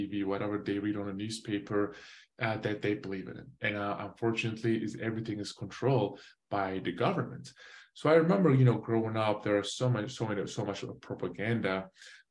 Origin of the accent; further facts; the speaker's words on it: Van, Turkey; moved away; also born or lived in Switzerland; I was born in Switzerland. I moved back to Turkey, you know, when I was 9 months. I grew up inside of Turkey, the city called Van, V-A-N